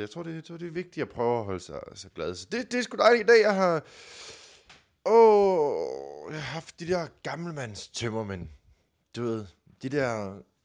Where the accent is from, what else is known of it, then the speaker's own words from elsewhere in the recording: Denmark; Jylland, hvor jeg kommer fra